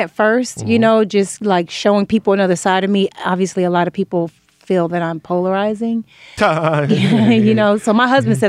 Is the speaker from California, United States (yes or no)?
yes; Inglewood, California, United States; also born or lived in Pomona; Inglewood, California.